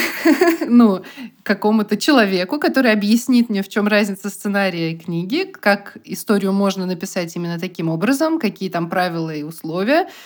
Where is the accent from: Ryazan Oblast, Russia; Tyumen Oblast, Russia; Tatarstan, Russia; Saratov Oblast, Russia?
Tatarstan, Russia; Bugulma; я из Бугульмы